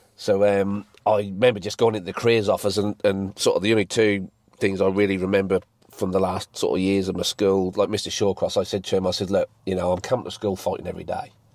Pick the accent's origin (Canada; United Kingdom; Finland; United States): United Kingdom; England; now in Mount Gambier, Australia; best export or import from England to Mount Gambier. So, I've lived here, what, 14 years now